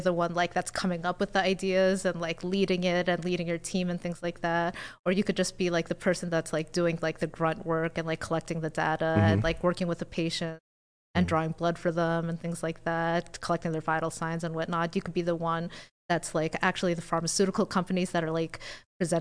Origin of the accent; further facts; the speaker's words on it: United States; also born or lived in New Jersey / Ohio / Cleveland; now in Las Vegas, United States; I grew up half my life in New Jersey and half my life in Ohio, which is 8 hours away from each other